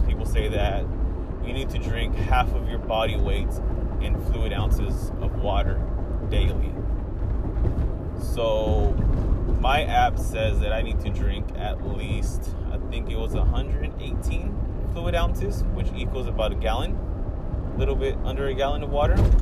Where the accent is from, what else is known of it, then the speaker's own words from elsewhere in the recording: California, United States; It's been uh, really hot out here in California, where I'm from, and I dislike the heat